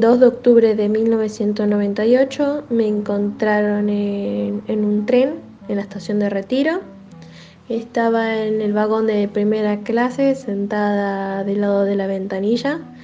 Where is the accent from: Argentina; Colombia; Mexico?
Argentina; Buenos Aires; soy de Buenos Aires, porque mi documento dice eso